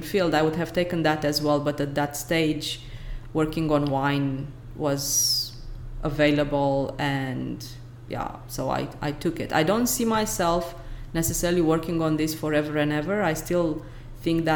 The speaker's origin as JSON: {"language": "English", "town": "Brăila", "region": "Brăila County", "country": "Romania", "tie": "born or raised there", "also_born_or_lived": "Belgium", "moved": "as an adult", "lives_now": "Stellenbosch, South Africa", "said": "In my hometown is called Brăila."}